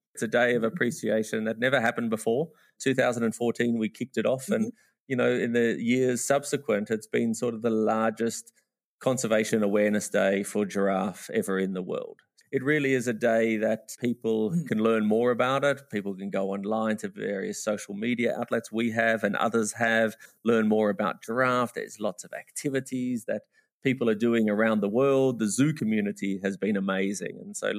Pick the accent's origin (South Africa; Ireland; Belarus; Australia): Australia; now in Namibia; because I'm an Australian by trade, but living in Namibia.